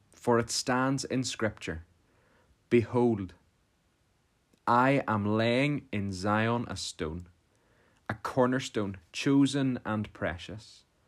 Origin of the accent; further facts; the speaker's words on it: Portadown, Northern Ireland, United Kingdom; I'm from Portadown